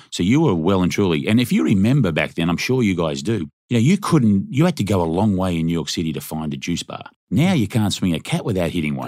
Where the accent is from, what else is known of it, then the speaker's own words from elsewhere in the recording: Australia; moved away; I'm from Australia